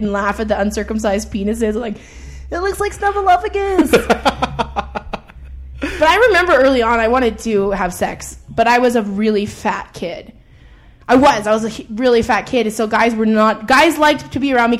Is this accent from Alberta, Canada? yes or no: yes; Edmonton, Alberta, Canada; I grew up in Edmonton. And I grew up in I would say middle upper class neighborhood